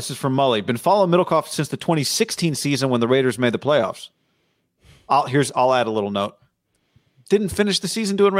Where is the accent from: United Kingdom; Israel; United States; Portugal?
Israel; born there; My mom, I was born in Israel.